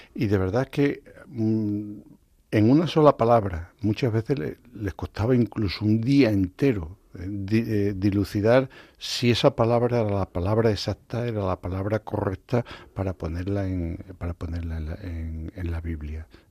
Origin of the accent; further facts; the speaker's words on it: Extremadura, Spain; also born or lived in Zimbabwe; yo soy de Extremadura